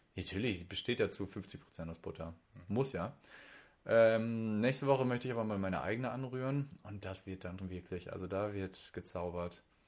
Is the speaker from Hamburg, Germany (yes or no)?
yes; Hamburg, Germany; accent: Hamburger Dialekt; das ist mein Hamburger Dialekt, so schön vor einer Küste oben, mit Wasser von Kap Hohen getauft